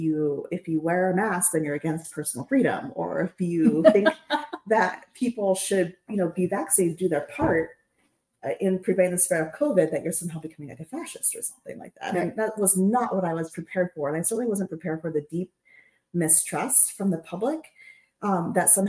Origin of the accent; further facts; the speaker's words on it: Nebraska, United States; I'm from Nebraska